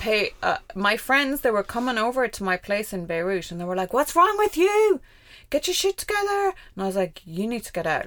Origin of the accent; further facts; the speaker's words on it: Ireland; moved away as an adult; also born or lived in Kuwait / Lebanon; as an Irish expat who worked there and lived there